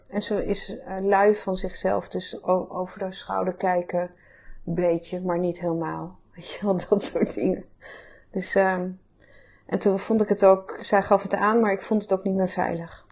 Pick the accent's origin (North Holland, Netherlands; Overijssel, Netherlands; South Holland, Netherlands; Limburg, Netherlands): North Holland, Netherlands; Amsterdam; also born or lived in Groningen; Geboren en getogen in Amsterdam, hier in het Vondelpark